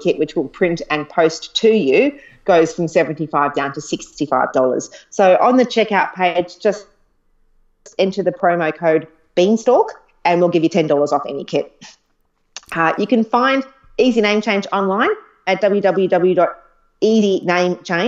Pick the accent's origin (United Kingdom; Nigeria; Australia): Australia; Queensland; I'm from Queensland.